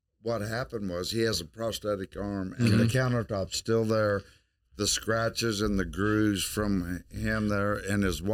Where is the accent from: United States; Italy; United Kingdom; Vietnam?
United States; Lebanon, Missouri; now in Springfield, United States; I grew up in Lebanon, Missouri